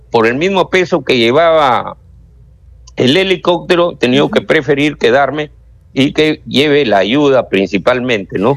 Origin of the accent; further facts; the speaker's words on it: Canchaque, Piura, Peru; yo soy del distrito de Canchaca, de la provincia de Huancabamba, a donde sí ha habido pues un tema de la carretera